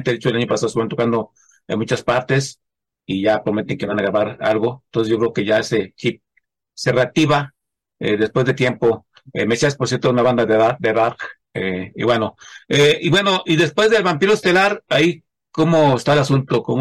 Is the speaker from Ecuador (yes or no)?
no; Mexico; Y luego nunca es tarde, como luego dicen, como buen mexicano, nunca es tarde.